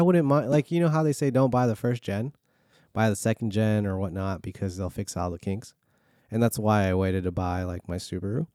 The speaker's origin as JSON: {"language": "English", "region": "California", "country": "United States", "tie": "born or raised there", "moved": "yes", "lives_now": "Virginia, United States", "said": "growing up in California, four oh five was normal"}